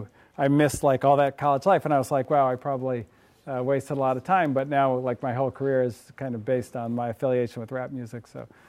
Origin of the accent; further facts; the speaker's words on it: Berkeley, California, United States; Well, I grew up in the People's Republic of Berkeley, right across the way there.